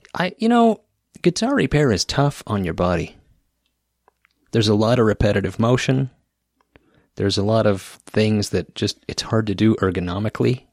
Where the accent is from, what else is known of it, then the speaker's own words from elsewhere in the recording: Idaho Falls, Idaho, United States; there was one in my hometown of Idaho Falls, Idaho